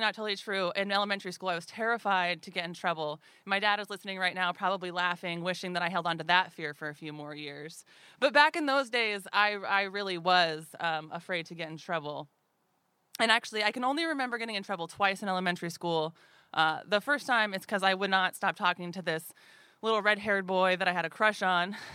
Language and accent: English; Anchorage, Alaska, United States; growing up in Anchorage in the eighties and nineties